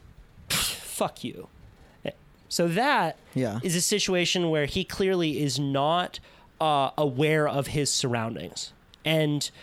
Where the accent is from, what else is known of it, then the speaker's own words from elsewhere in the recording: Santa Cruz, California, United States; I grew up in Santa Cruz